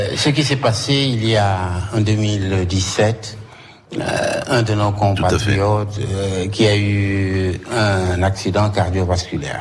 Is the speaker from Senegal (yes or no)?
yes; Saint-Louis, Senegal; moved away as an adult; also born or lived in Paris, France; now in Corsica, France; je suis originaire de Saint-Louis